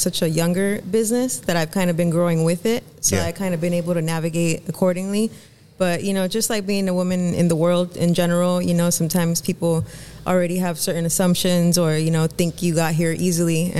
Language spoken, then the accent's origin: English; Los Angeles, California, United States; I grew up more in the San Fernando Valley, in that area, and then kind of moved closer to downtown LA as I got a little bit older